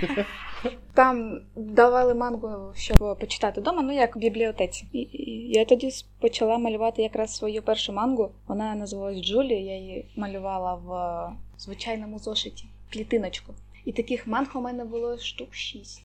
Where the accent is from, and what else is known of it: Crimea, Ukraine; born or raised there; also born or lived in Kherson Oblast / Simferopol